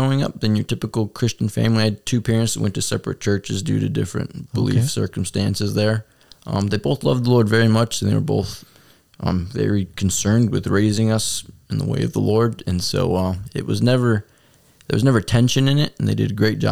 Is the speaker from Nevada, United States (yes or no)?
no; Crestwood, Illinois, United States; I grew up in Chicago in the south suburbs, Crestwood specifically